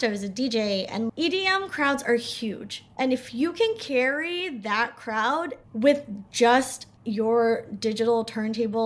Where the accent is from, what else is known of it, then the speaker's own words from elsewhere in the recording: New Jersey, United States; moved away as an adult; also born or lived in Northern England; I grew up in Jersey